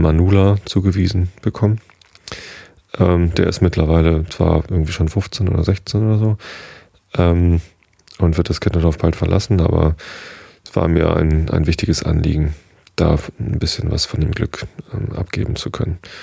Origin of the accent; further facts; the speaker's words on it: Germany; hier bei uns in Deutschland